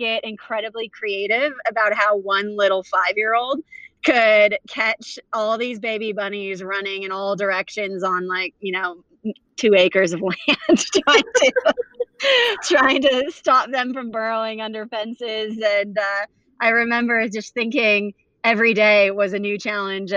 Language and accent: English; Huntington Beach, California, United States; also born or lived in South Africa; we grew up in Huntington Beach, and it wasn't until I was about 10 where I moved between South Africa and California.